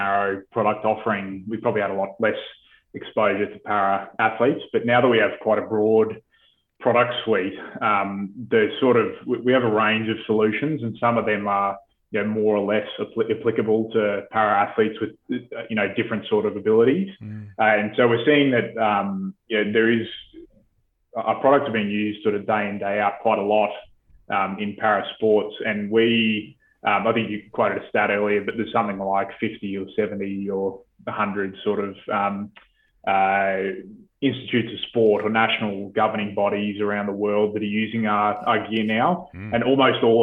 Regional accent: Australia; coming in as an Aussie, it's a very sort of, I think it's, we have a very endearing sort of culture, and we're well liked as a nation overseas

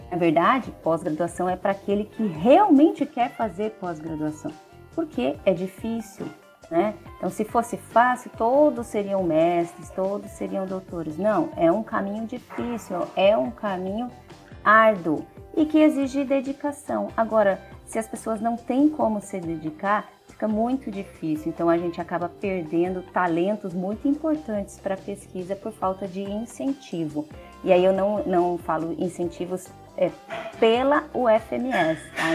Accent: Campo Grande, Mato Grosso do Sul, Brazil; moved away as an adult; also born or lived in Botucatu / Cuiabá; now in Campo Grande, Brazil; na minha cidade natal, Campo Grande.

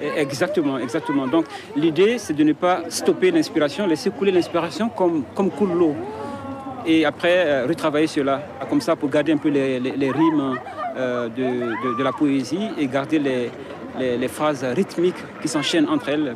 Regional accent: Mauritania; je viens de la Mauritanie

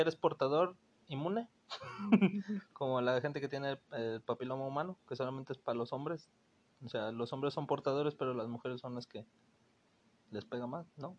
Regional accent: Mexico City, Mexico; moved away as an adult; now in Monterrey, Mexico; soy originario de la Ciudad de México. Actualmente llevo viviendo aquí ocho años.

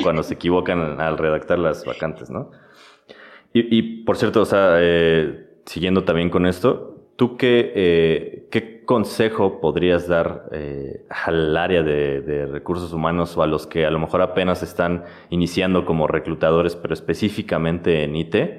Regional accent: Mexico; somos de México exactamente

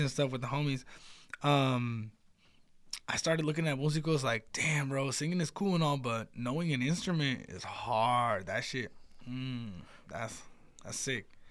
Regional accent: United States; me being American

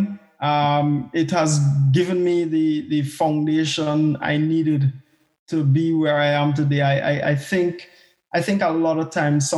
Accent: Grenada; moved away as an adult; also born or lived in Barbados; now in Scotland, United Kingdom; I was born in Grenada. So I am Grenadian, but I more like to think of myself as a CARICOM national. I grew up in Grenada

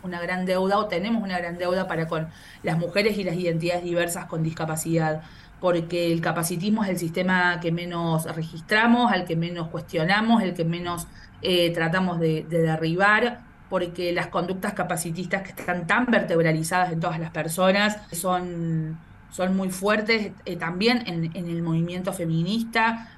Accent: Córdoba, Argentina; moved away as an adult; also born or lived in Villa Carlos Paz; now in Mar del Plata, Argentina; Yo soy cordobesa, vivo en Mar del Plata

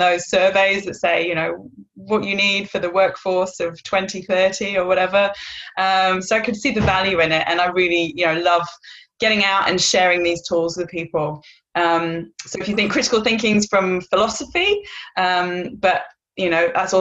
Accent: North Wales, United Kingdom; moved away as an adult; now in Perth, Australia; I live in Perth, Western Australia. I've lived here for 10 years, but I am originally from North Wales

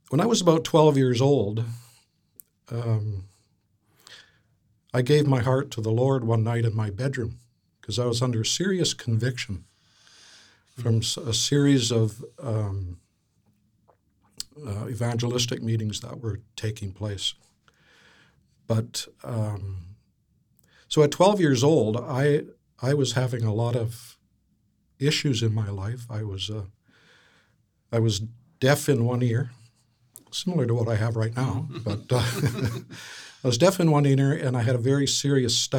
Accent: Vancouver, British Columbia, Canada; I grew up in Vancouver

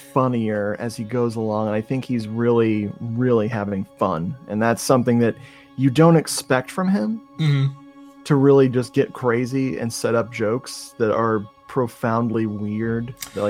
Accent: United States; I know everything about England because I'm American.

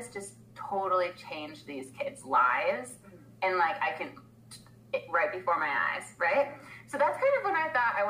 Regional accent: Washington, United States; So I was born in Washington. That's where I grew up.

